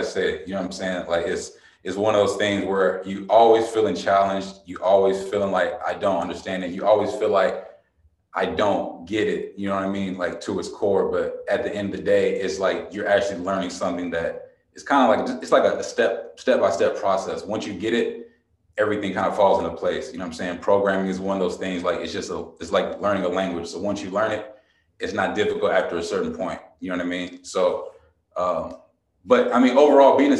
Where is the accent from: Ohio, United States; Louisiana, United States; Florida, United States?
Ohio, United States; Trotwood; moved away as an adult; also born or lived in Kentucky / Denver, Colorado / Los Angeles; I'm from Trotwood, Ohio, which is like a small suburb right outside of Dayton, Ohio